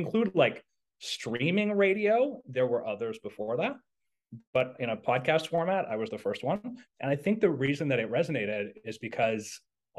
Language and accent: English; Montreal, Quebec, Canada; I was in Quebec, which is where I was brought up in Montreal.